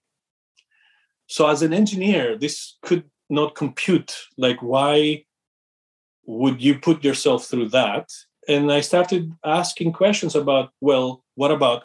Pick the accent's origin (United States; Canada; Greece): Greece; moved away as an adult; also born or lived in London; I'm originally from Greece. I grew up in a family that was very entrepreneurial